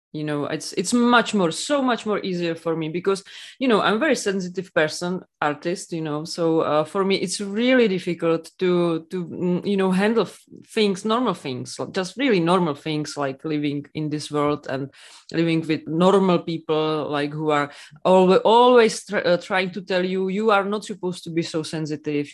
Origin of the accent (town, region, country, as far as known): Czechia; English is a second language